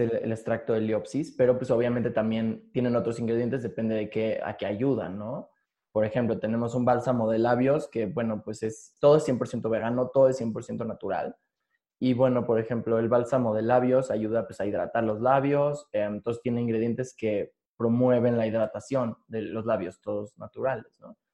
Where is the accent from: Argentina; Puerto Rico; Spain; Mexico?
Mexico; Mexico City; yo soy de aquí, de la Ciudad de México, sí. así aquí he vivido aquí casi toda mi vida